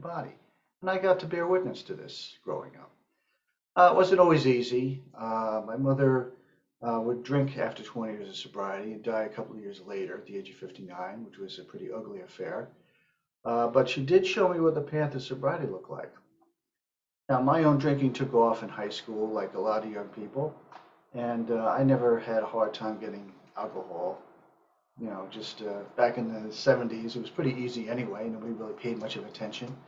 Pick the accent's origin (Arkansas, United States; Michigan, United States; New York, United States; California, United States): New York, United States; northern Westchester County; also born or lived in Manhattan, New York; I grew up in northern Westchester County, just north of New York City. I was born in Manhattan, and we moved up there when I was small.